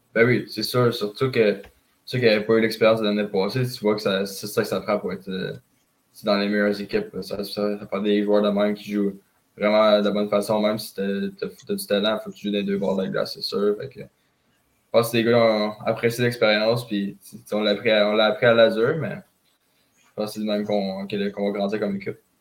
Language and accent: French; Saint-Michel, Quebec, Canada; je viens de Saint-Michel